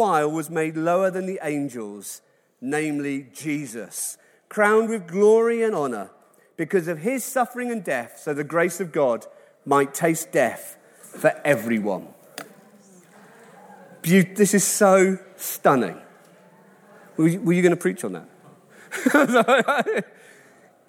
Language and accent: English; Wales, United Kingdom; I love it as a Welshman